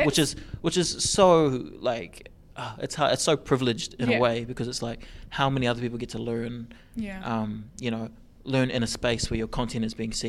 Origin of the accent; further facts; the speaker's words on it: New Zealand; from New Zealand.